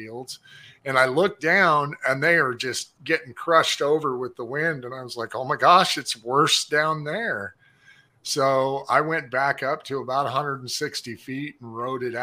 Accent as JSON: {"language": "English", "town": "Las Vegas", "region": "Nevada", "country": "United States", "tie": "born or raised there", "moved": "as an adult", "lives_now": "Wichita, United States", "said": "I'm from Vegas, but I grew up, you know, driving on dirt roads."}